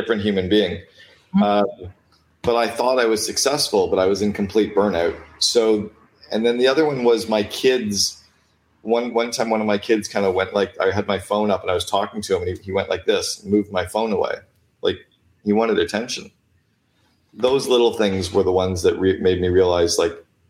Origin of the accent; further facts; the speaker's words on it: Canada; I'm Canadian